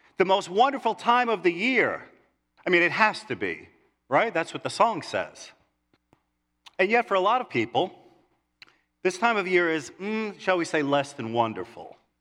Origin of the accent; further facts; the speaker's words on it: New York City, New York, United States; growing up in New York City, uh, living on one hundred thirtieth Street in Kew Gardens, Queens.